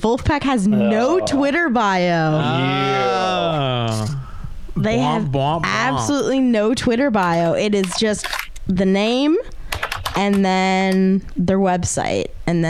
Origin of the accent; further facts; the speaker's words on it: Michigan, United States; I am from Michigan, so don't offend me and say Detroit.